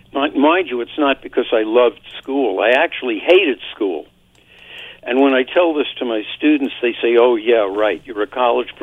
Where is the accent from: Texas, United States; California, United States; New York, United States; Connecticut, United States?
New York, United States; New York City; when I was growing up in Brooklyn, New York, which is where I was born, in 1943.